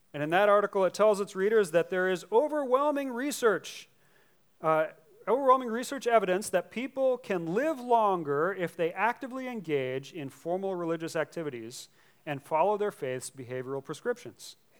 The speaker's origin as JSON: {"language": "English", "country": "United States", "said": "As American Christians"}